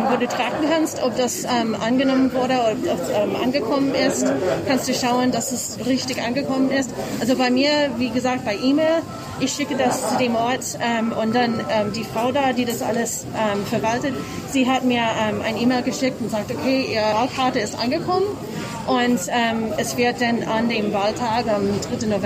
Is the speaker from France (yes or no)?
no; Massachusetts, United States; now in Munich, Germany; Ich äh, komme ursprünglich aus den USA, aus Massachusetts.